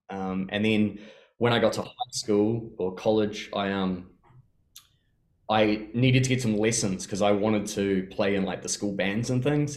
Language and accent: English; Te Awamutu, Waikato, New Zealand; I grew up in Te Awamutu in the Waikato.